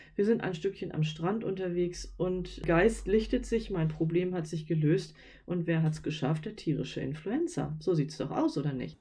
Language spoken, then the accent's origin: German; Northern Germany, Germany; wir kommen ja aus Norddeutschland